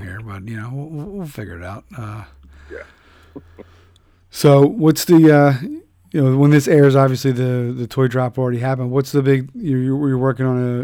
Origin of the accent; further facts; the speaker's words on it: Philadelphia, Pennsylvania, United States; moved away; my hometown of Philadelphia